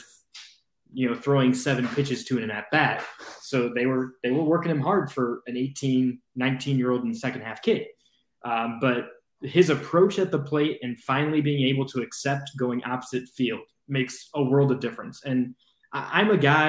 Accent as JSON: {"language": "English", "town": "Cleveland", "region": "Ohio", "country": "United States", "tie": "born or raised there", "moved": "yes", "lives_now": "Columbia, United States", "said": "when I was a kid, growing up in Cleveland"}